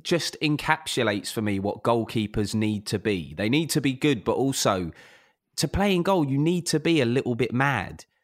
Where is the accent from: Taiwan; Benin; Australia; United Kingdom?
United Kingdom; London; I grew up in South London